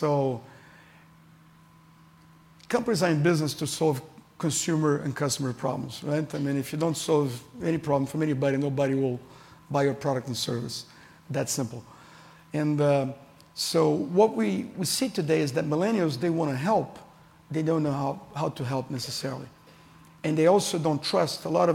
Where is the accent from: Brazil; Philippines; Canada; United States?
Brazil; I'm from Brazil. I'm Brazilian